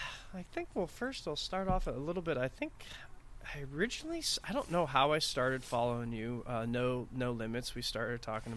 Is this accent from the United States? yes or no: yes; Texas, United States; now in Los Angeles area, United States; I grew up in Texas